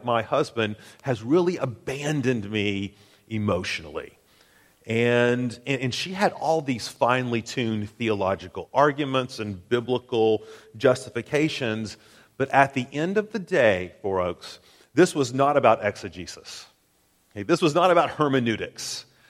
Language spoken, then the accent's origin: English; Tennessee, United States; I'm from Tennessee